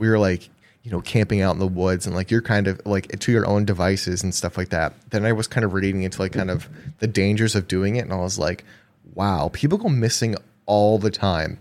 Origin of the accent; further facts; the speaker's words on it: Wisconsin, United States; we're from Wisconsin